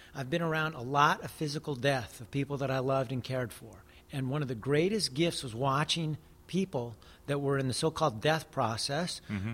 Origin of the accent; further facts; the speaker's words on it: United States; I'm Native American